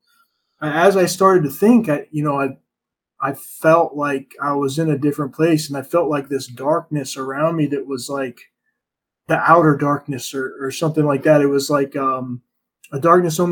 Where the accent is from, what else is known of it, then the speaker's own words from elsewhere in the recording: United States; growing up in America